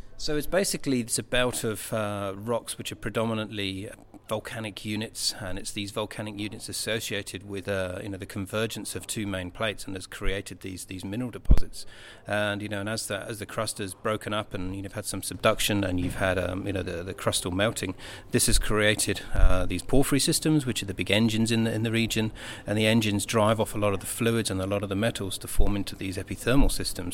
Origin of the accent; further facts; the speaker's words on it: United Kingdom; being British